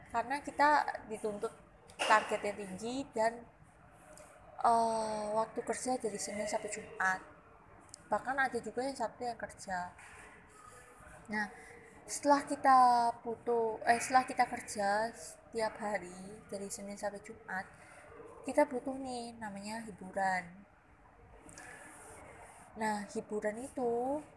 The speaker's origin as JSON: {"language": "Indonesian", "town": "Surabaya", "region": "East Java", "country": "Indonesia", "said": "karena aku dari Surabaya jadi aku milih"}